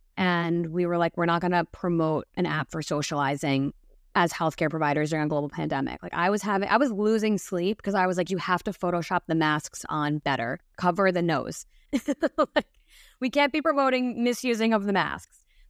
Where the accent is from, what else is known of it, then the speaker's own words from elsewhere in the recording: New Jersey, United States; born and raised in New Jersey